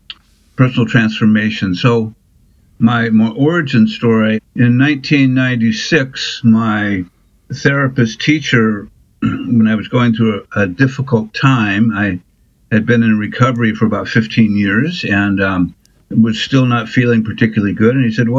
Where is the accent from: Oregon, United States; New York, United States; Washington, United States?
Oregon, United States; Portland; now in South Portland, United States; I think since about 1978. I came from Portland, Oregon, to Portland, Maine, and live here with my wife and my two kids.